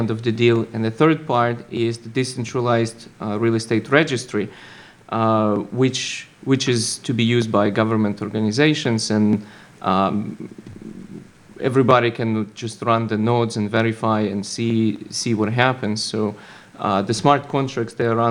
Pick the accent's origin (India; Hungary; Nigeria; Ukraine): Ukraine; moved away as an adult; now in United States; Originally, I'm from Ukraine, and I had a little startup there that got acquired and brought me to the United States